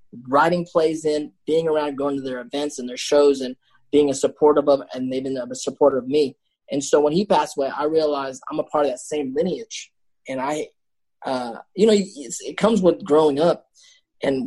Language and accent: English; Paramount, California, United States; also born or lived in San Francisco; I grew up right around Compton in LA in Paramount.